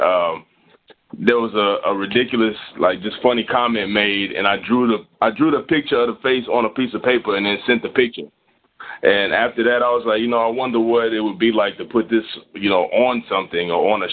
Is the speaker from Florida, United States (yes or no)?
no; New York City, New York, United States; now in Texas, United States; I'm originally from Brooklyn, New York. Moved to Texas about 10 years